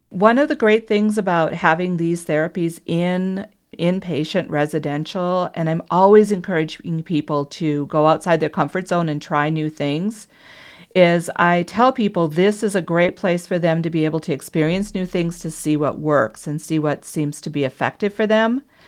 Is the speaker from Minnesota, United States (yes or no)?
yes; Minnesota, United States; moved away; I was originally from Minnesota